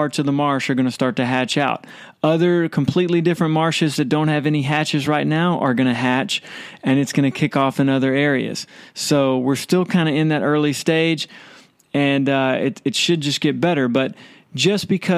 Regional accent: Baytown, Texas, United States; I'm from Baytown

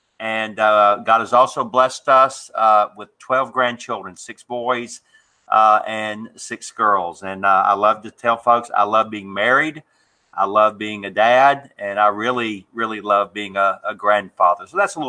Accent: Atlanta, Georgia, United States; moved away as an adult; also born or lived in Dallas, Texas; I'm originally from Atlanta, Georgia.

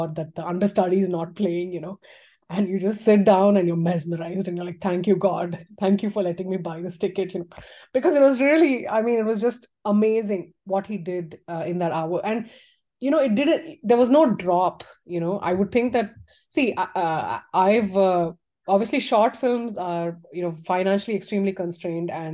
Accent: Tamil Nadu, India; moved away; I went to my hometown, which was, you know, in Tamil Nadu

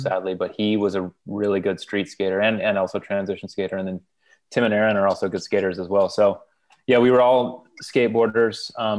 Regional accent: Modesto, California, United States; also born or lived in Fresno, California; I was born in a town called Fresno, California, raised in Modesto, which is a little bit north of Fresno. In the Central Valley of California, farmland.

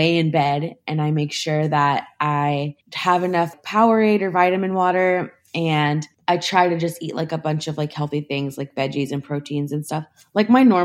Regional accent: Charlottesville, Virginia, United States; also born or lived in Florida; I'm from Charlottesville, Virginia, but I wasn't born here, but I grew up here. So it's my hometown

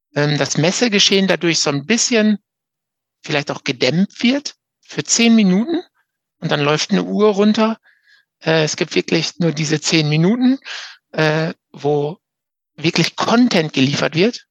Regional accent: Münsterland, North Rhine-Westphalia, Germany; hier in, in NRW zumindest, bei uns im Münsterland

